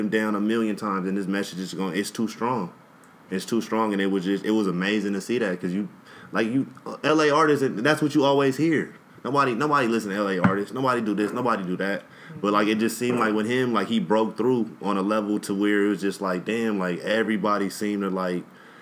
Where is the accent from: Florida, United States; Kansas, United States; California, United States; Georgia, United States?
California, United States; Compton; I'm from Compton